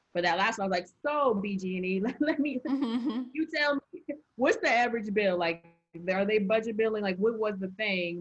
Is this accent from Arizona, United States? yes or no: yes; Arizona, United States; moved away as an adult; also born or lived in North Carolina; I went to college in North Carolina and I'm from Arizona